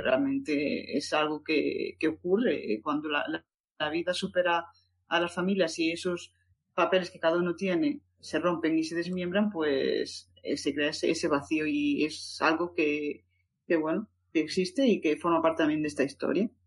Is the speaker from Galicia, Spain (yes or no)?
yes; A Coruña, Galicia, Spain; Yo soy de Coruña, pero bueno, ya es de Lugo